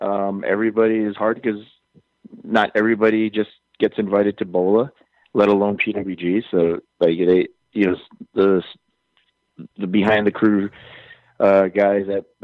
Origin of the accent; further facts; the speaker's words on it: Hawaii, United States; I'm from Hawaii